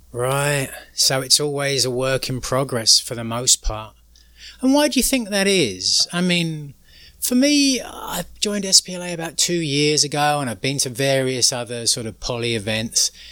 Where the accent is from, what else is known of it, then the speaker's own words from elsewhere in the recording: England, United Kingdom; moved away; growing up in England, very sort of middle class